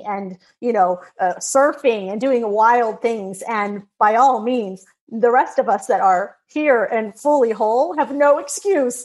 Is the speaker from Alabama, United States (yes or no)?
no; Texas, United States; there was this little country bumpkin school out in Texas